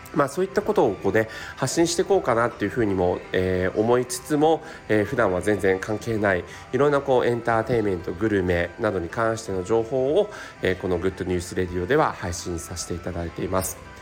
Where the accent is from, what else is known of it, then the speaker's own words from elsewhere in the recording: Tokyo, Japan; 生まれも育ちも東京都杉並区でして、えー、杉並区からですね離れたことがないんですね